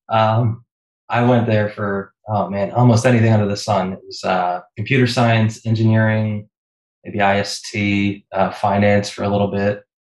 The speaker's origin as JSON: {"language": "English", "town": "Philadelphia", "region": "Pennsylvania", "country": "United States", "tie": "born or raised there", "said": "I grew up uh, in the suburbs of Philadelphia, uh, Pennsylvania."}